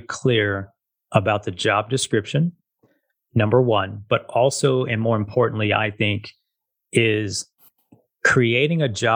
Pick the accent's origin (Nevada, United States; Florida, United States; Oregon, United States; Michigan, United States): Nevada, United States; Las Vegas; born and raised here in Las Vegas